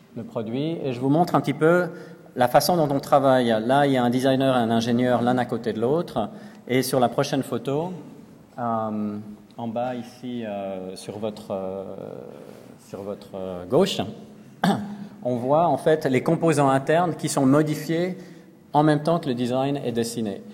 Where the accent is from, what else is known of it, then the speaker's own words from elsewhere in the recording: Lausanne, Vaud, Switzerland; moved away; à Lausanne, dans ma ville natale